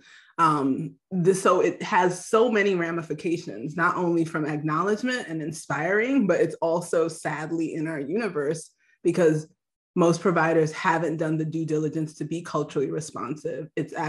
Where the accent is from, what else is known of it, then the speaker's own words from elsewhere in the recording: Nigeria; Yeah, well, you know, I'm Nigerian, so we only have like two options, actually.